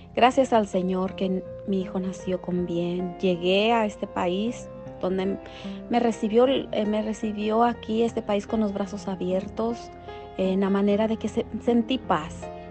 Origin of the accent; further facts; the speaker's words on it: La Palma, Michoacán, Mexico; now in Whittier, United States; yo soy originaria de Michoacán, México de un bello poblado llamado La Palma, Michoacán, donde yo nací